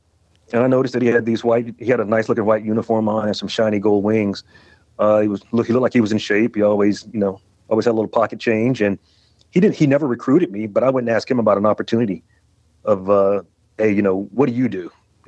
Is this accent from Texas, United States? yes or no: no; Columbia, Tennessee, United States; Oh, I loved it. It was, you know, Tennessee's a special place. Middle Tennessee is. I was born there in Columbia, down at Mary County Hospital